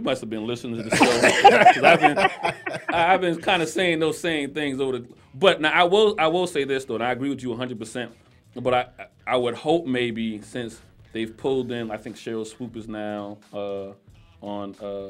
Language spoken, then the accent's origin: English; United States; You're talking to a Carolina boy, too.